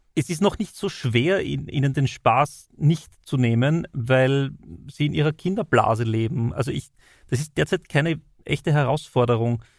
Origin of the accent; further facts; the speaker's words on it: Styria, Austria; bei uns in der Steiermark